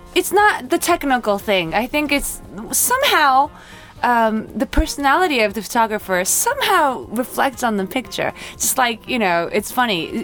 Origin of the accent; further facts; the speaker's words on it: Osaka, Japan; also born or lived in Maryland; now in Tokyo, Japan; I grew up in Osaka